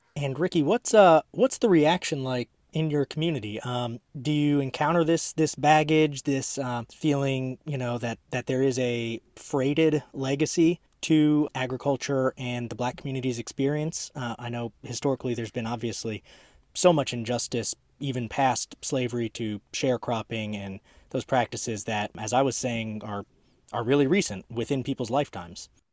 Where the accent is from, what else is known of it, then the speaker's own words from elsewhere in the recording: Maryland suburbs of DC, United States; now in Charlotte, United States; I'm from the DC area as well, uh, Maryland suburbs of DC, so fellow transplant here.